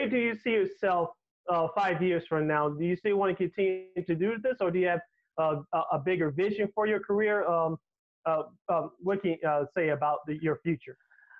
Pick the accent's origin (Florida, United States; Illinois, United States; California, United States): Illinois, United States; Chicago; as a Chicagoan